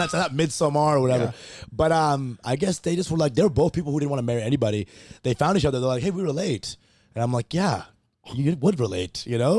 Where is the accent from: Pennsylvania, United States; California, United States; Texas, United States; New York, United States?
Texas, United States; Plano; also born or lived in Canada / New Jersey; To Jersey for like K-5 and 6 through most of my life in Dallas.